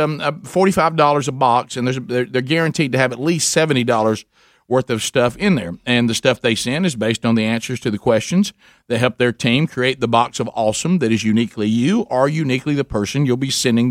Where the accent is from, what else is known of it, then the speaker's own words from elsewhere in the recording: the South, United States; I'm from the South.